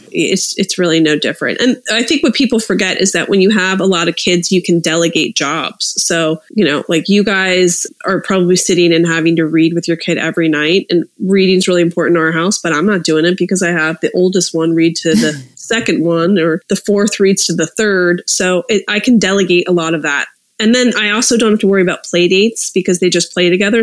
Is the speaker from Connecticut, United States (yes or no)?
no; suburbs of Philadelphia, Pennsylvania, United States; moved away as an adult; also born or lived in Hershey, Pennsylvania / Washington, District of Columbia, United States; now in Los Angeles, United States; I grew up in the suburbs of Philly, and then I went to boarding school for four years in Hershey, Pennsylvania